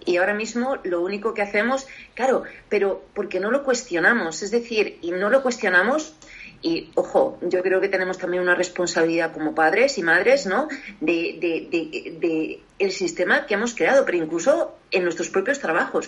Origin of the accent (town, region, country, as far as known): Spain; also born or lived in Paris, France